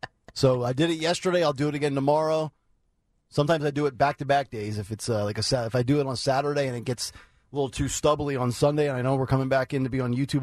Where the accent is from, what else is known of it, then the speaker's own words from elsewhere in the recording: Easton, Pennsylvania, United States; I grew up in Easton, Pennsylvania, and went to Easton High School.